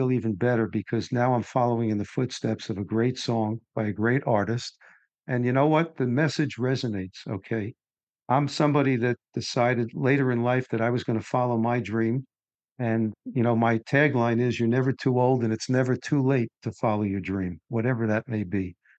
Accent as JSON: {"language": "English", "town": "New York City", "region": "New York", "country": "United States", "tie": "born or raised there", "said": "I grew up in New York City"}